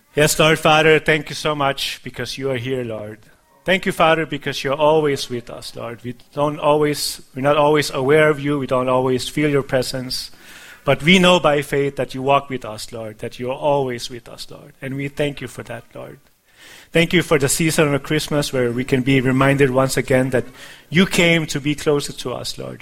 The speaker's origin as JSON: {"language": "English", "country": "Denmark", "tie": "born or raised there", "moved": "yes", "said": "when I was a child, uh, growing up in Denmark"}